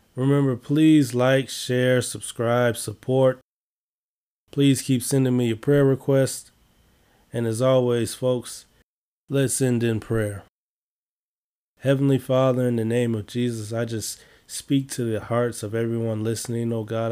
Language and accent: English; Chicago, Illinois, United States; I'm from Chicago